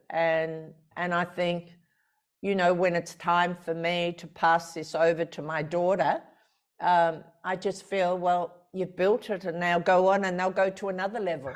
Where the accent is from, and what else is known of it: Australia; born or raised there